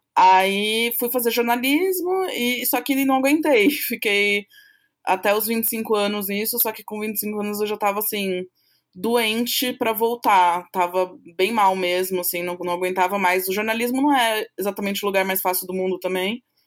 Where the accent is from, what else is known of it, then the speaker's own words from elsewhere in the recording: São Paulo, Brazil; eu sou paulista aqui de São Paulo, né, paulistana, São Paulo capital